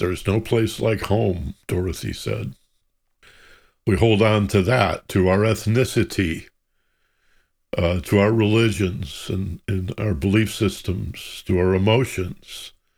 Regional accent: Michigan, United States; I grew up in Michigan

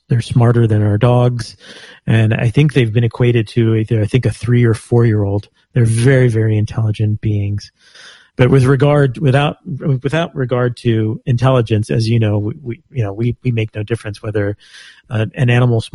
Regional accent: Texas, United States; I'm from Texas. I was born and raised in Texas

